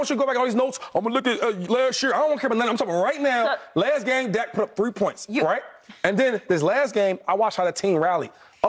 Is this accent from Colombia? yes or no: no; Harrisburg, Pennsylvania, United States; I'm from Harrisburg.